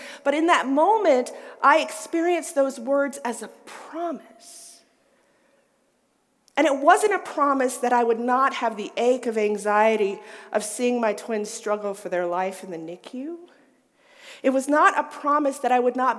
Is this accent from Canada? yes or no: no; the South, United States; I grew up in the South.